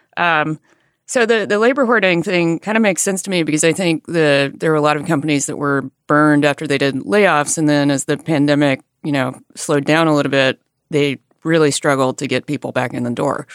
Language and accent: English; Alabama, United States; moved away; I grew up in a rural area in Alabama